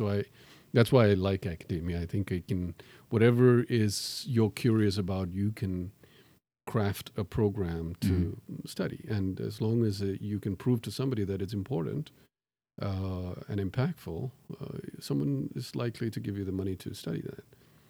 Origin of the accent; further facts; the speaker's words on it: Tanzania; born there; So I was born in Tanzania, and I'm, people ask me whether I'm Tanzanian. No, I'm not.